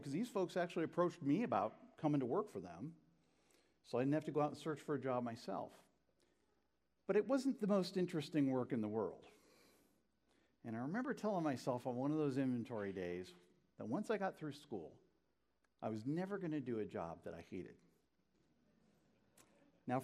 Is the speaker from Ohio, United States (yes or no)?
yes; Northeast Ohio, United States; born or raised there